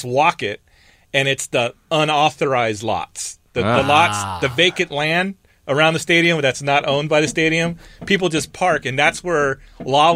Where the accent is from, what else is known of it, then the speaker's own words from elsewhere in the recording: California, United States; I'm from California